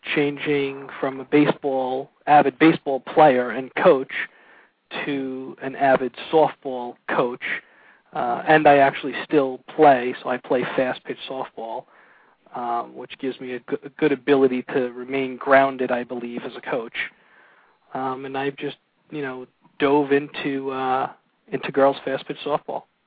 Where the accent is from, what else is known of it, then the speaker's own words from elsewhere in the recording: Brooklyn, New York, United States; also born or lived in Massapequa, Long Island, New York; grew up on Long Island. First, I grew up in Brooklyn until I was about 12. Started playing organized sports uh, out in Massapequa